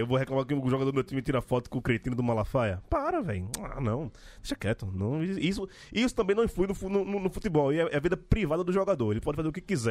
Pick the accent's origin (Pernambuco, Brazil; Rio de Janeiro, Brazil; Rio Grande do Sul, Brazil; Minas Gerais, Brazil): Pernambuco, Brazil; Recife; now in São Paulo, Brazil; sou de Recife, a cidade que celebra o invasor também